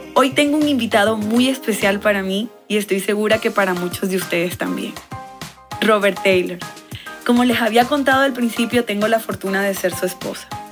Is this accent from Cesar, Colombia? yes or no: yes; Valledupar, Cesar, Colombia; Soy de Valledupar, Colombia, la capital mundial del vallenato. Mi tierra